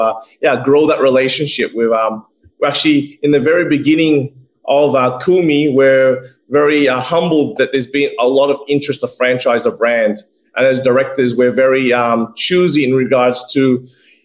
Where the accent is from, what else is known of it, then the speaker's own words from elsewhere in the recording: Zamboanga City, Zamboanga Peninsula, Philippines; now in Australia; It's our hometown. It's my hometown